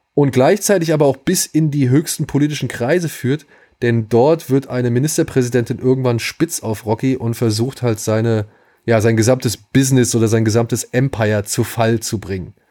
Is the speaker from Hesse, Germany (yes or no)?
yes; Wiesbaden, Hesse, Germany; moved away; in meiner alten Heimatstadt Wiesbaden